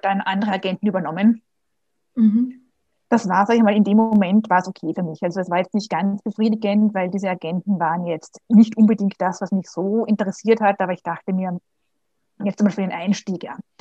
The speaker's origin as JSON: {"language": "German", "region": "Vienna", "country": "Austria", "also_born_or_lived": "Germany / Switzerland", "said": "Ich bin aus Österreich, aus Wien, hört man vielleicht auch."}